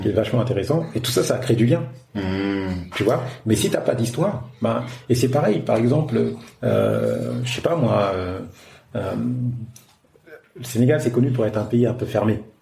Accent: France; moved away as an adult; now in Africa

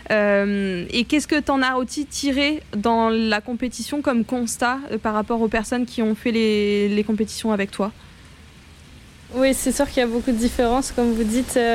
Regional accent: France; Chez nous, en France et en Europe

